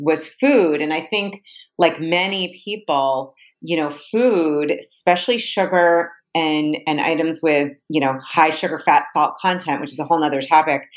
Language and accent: English; Boston, Massachusetts, United States; I grew up in the Boston area.